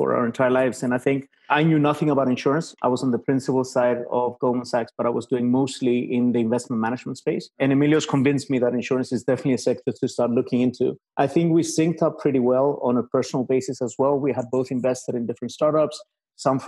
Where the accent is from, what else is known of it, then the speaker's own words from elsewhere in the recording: Cyprus; moved away as an adult; also born or lived in Cambridge, United Kingdom; now in Greece; I'm originally from Cyprus